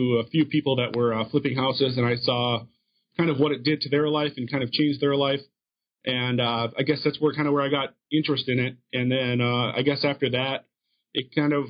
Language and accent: English; Minnesota, United States; moved away as an adult; also born or lived in Denver / Seattle / Upper Peninsula of Michigan; now in Appleton, United States; I was actually born and raised in Minnesota